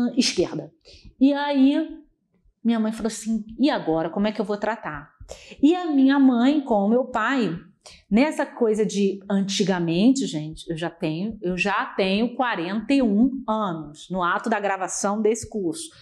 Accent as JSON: {"language": "Portuguese", "region": "Rio de Janeiro", "country": "Brazil", "said": "eu sou do Rio"}